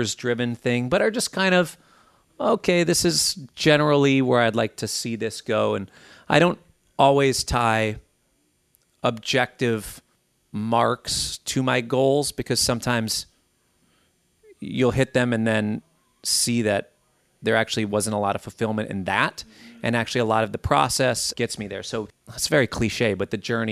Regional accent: Minnesota, United States; growing up in Minnesota

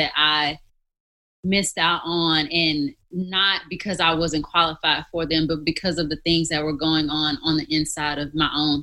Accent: Mississippi, United States; moved away as an adult; also born or lived in Missouri; I'm from Mississippi, so that was a long ways from home.

